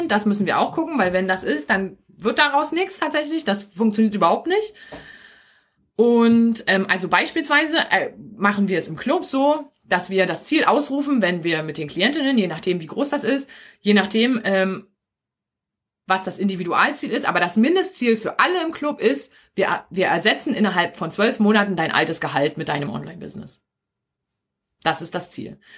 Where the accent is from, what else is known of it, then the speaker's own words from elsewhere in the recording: Berlin, Germany; accent: Berlin dialect; now in Brandenburg, Germany; Also ich bin ja hier in Brandenburg, ja. Ich liebe meinen Berliner Dialekt.